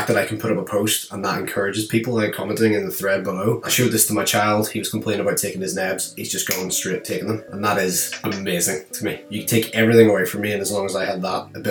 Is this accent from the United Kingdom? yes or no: yes; just outside of Belfast, Northern Ireland, United Kingdom; I'm from Northern Ireland, just outside of Belfast.